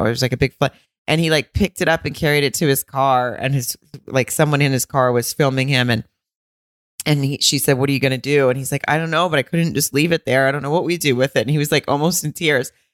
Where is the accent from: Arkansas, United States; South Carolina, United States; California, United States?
Arkansas, United States; I'm from Arkansas